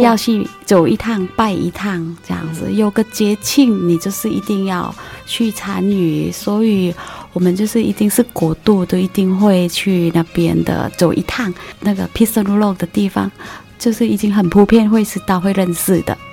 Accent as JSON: {"language": "Chinese", "country": "Thailand", "second_language": "Chinese", "moved": "as an adult", "lives_now": "Taiwan", "said": "我来自泰国"}